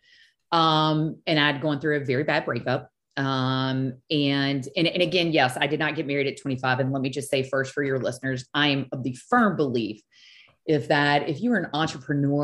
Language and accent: English; South Louisiana, United States; I am from South Louisiana